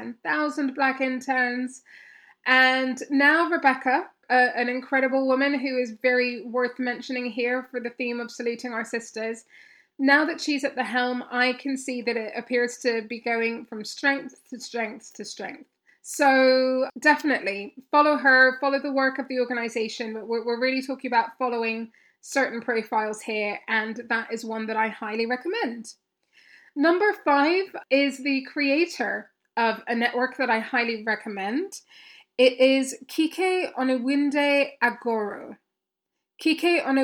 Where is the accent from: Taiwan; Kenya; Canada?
Kenya; I grew up in Kenya